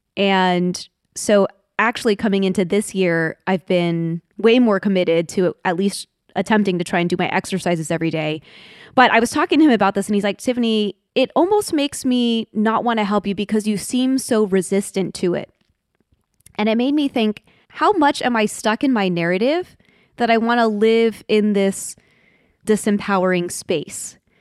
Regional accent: Washington, District of Columbia, United States; I was born in Washington D.C.

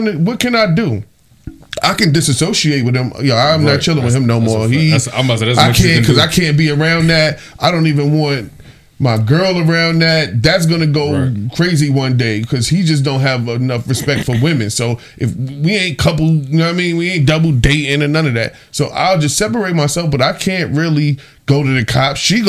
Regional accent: New York City, New York, United States; I'm from Southside Queens

